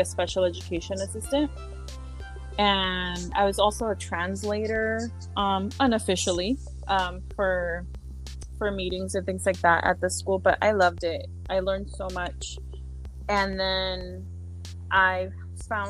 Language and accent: English; San Diego, California, United States; first language Spanish; English is a second language; also born or lived in Inglewood, Los Angeles; when I was a little girl, I grew up in Barrio Logan